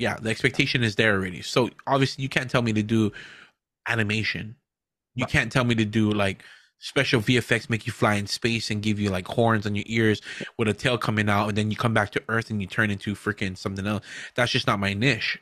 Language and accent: English; Hawaii, United States; we're not Hawaiian, but we're from Hawaii. We're proud to be from Hawaii